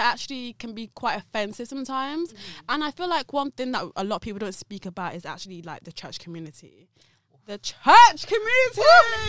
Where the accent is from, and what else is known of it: Nigeria